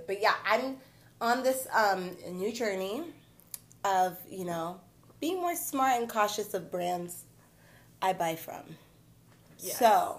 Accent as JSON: {"language": "English", "country": "Nigeria", "said": "I'm Nigerian."}